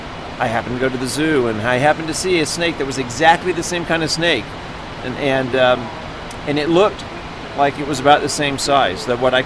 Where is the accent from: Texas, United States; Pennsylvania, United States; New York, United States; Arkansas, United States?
Texas, United States; I grew up around a lot of snakes. I grew up in Texas, and so we had snakes everywhere.